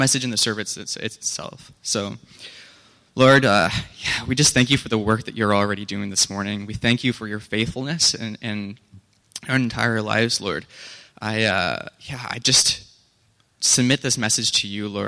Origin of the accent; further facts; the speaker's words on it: Canada; We're Canadian